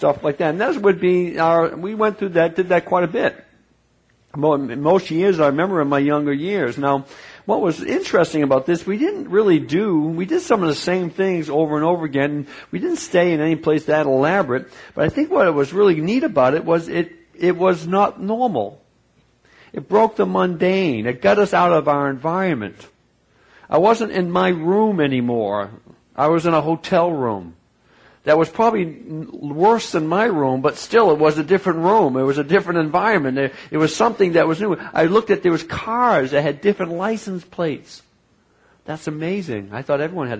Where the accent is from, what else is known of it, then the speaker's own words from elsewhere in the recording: New England, United States; I grew up in New England